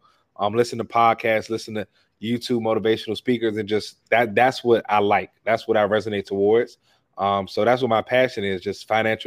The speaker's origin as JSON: {"language": "English", "town": "Washington", "region": "District of Columbia", "country": "United States", "tie": "born or raised there", "said": "I grew up in Washington D.C. I have two younger brothers."}